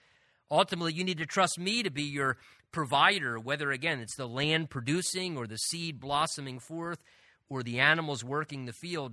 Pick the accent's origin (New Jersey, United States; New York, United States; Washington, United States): New Jersey, United States; Southern; moved away; also born or lived in Pennsylvania; I'm originally from Southern New Jersey